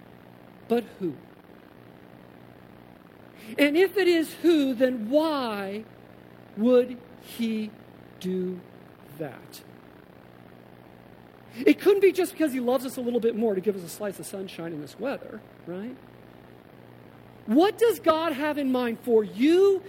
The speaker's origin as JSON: {"language": "English", "region": "Colorado", "country": "United States", "tie": "born or raised there", "also_born_or_lived": "New Jersey / Massachusetts", "moved": "yes", "lives_now": "Davis, United States", "said": "growing up in Colorado, spending 15 years in the Northeast, you know, 5 in a commuter community in central Jersey to Manhattan, another 10 in Massachusetts"}